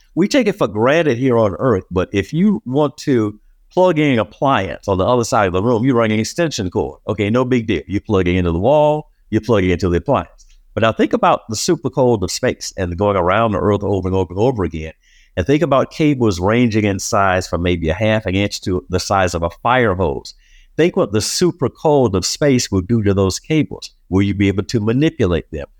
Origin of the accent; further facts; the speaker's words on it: Miami, Florida, United States; as a youngster growing up in Miami